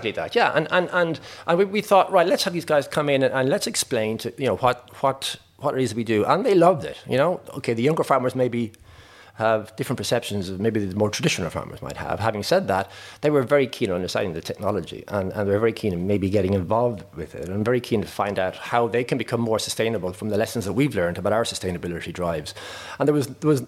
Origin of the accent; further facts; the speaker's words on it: Roscommon, Connacht, Ireland; moved away as an adult; also born or lived in United Kingdom / United States; I grew up in Roscommon, in a in a dairy, excuse me, it was dairy to an extent, but really it was a beet farm.